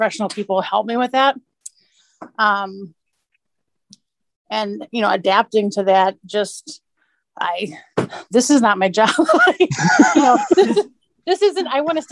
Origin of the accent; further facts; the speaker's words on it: Milwaukee, Wisconsin, United States; now in Appleton, United States; I'm also from Milwaukee